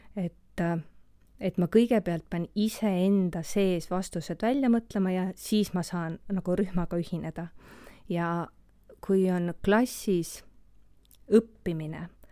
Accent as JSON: {"language": "Estonian", "town": "Elva", "region": "Tartu County", "country": "Estonia", "tie": "born or raised there", "moved": "as an adult", "lives_now": "Tartu, Estonia", "said": "Elvas sündinud ja kasvanud Elvas ka koolis käinud"}